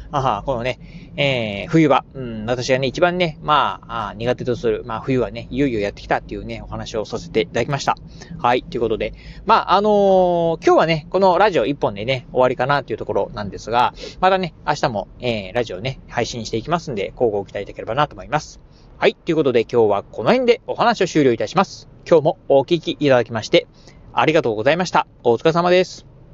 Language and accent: Japanese; Kochi, Japan; now in Okayama, Japan; 生まれも育ちもですね、えー、南国高知、まあ、高知県のね、出身